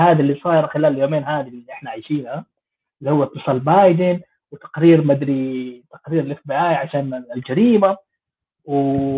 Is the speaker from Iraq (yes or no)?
no; Jeddah, Makkah Province, Saudi Arabia; moved away; أنا من جدة